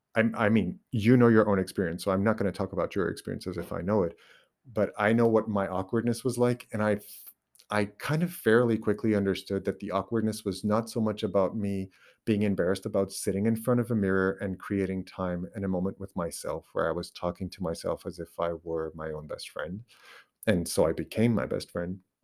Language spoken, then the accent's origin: English; Portugal; first language Portuguese; English is a second language; English is not my, uh, my mother tongue. It's my second language, but I actually use it more naturally now than even Portuguese.